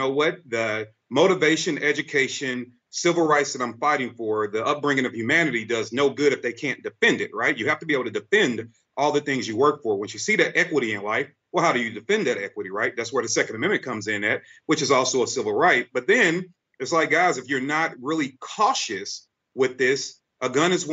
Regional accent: St. Louis, Missouri, United States; I grew up in St. Louis, Missouri. I'm from the worst part of St. Louis area called Walnut Park.

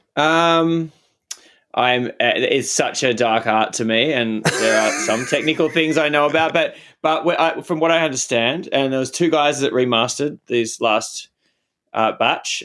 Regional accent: Australia; as an Australian guy

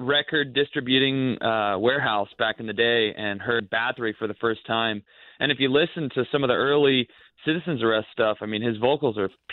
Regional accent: Olympia, Washington, United States; moved away as an adult; also born or lived in Seattle, United States / Copenhagen, Denmark; now in Portland, United States; I'm down in Portland now, as where, you know, I'm from Olympia, being lived in Seattle forever

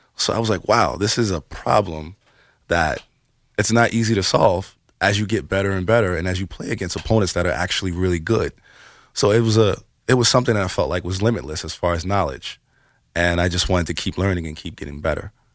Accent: New York City, New York, United States; we're from the Bronx

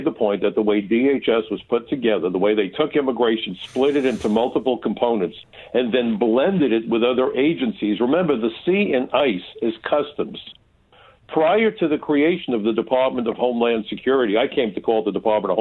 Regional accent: New York City, New York, United States; I come from Brooklyn, and where I come from

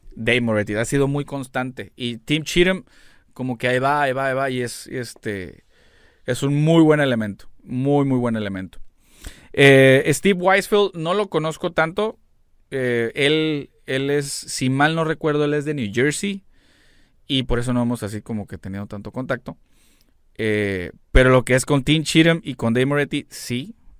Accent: Mexico; como mexicano

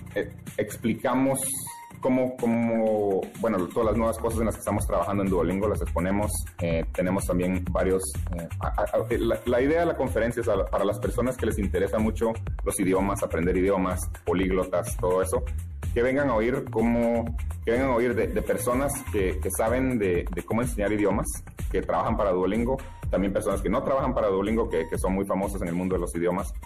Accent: Guatemala; now in United States; yo soy de Guatemala

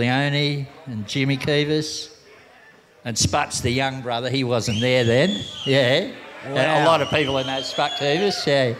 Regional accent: Sydney, New South Wales, Australia; moved away as an adult; also born or lived in Tahiti / Kauai; Bondi, I was just there from go. I was born in Bondi. Great place to grow up. In those days, it wasn't as it is now, real yuppie. It was a hard kind of place to grow up in.

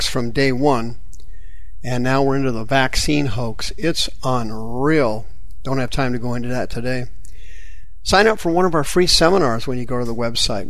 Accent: Anaheim, California, United States; also born or lived in Kansas; I went to high school in California. I'm from Anaheim. I moved there from Kansas, where I originally was from.

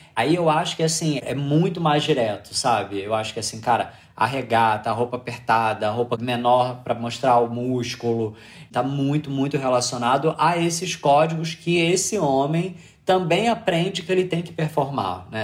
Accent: Rio de Janeiro, Brazil; eu sou do Rio

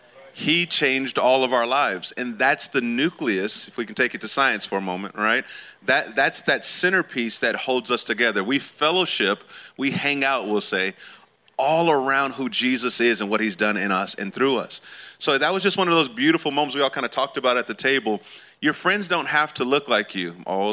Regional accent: California, United States; I'm from California originally.

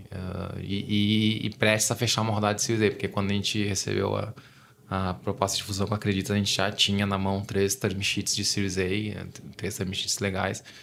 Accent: Gaúcho, Rio Grande do Sul, Brazil; now in São Paulo, Brazil; eu sou gaúcho, tava em Porto Alegre com a minha família e tal, visitando meus pais

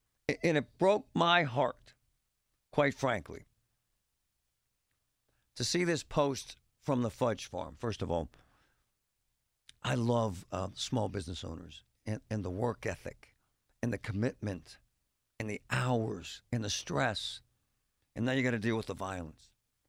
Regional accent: Pittsburgh, Pennsylvania, United States; born or raised there

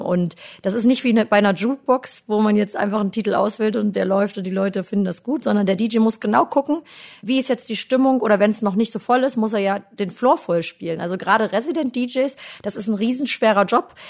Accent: Germany; Ich komme ja aus dem Harz und äh, da bin ich eigentlich immer schon als sehr kreatives Kind aufgewachsen.

